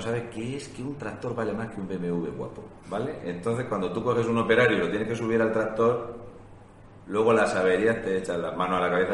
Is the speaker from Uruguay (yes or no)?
no; Spain